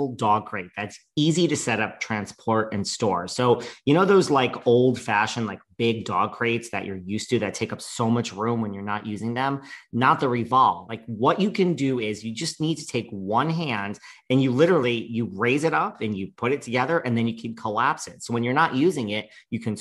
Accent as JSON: {"language": "English", "region": "New York", "country": "United States", "said": "I'm a New Yorker."}